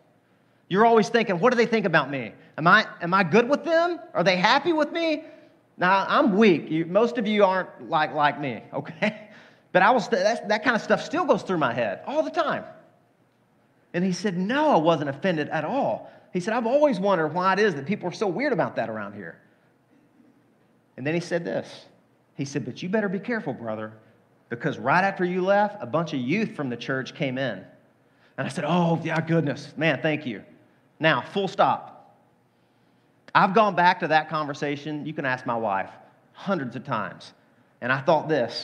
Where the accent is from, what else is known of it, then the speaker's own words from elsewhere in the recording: Deep South, United States; The culture I grew up in the Deep South.